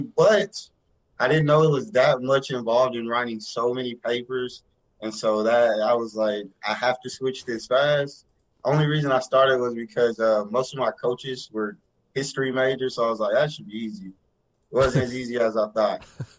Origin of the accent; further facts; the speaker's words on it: Greenville, Texas, United States; Grew up, born and raised in Greenville, Texas. It's like a small town of like 28,000 people. It was kind of the country, basically. But grew up with five siblings. All grew up together, graduated from Greenville